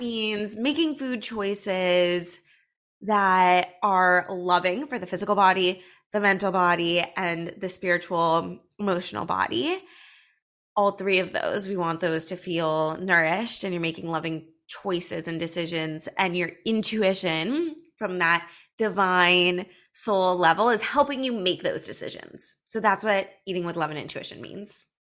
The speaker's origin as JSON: {"language": "English", "town": "Los Angeles", "region": "California", "country": "United States", "tie": "born or raised there", "said": "I grew up in Los Angeles"}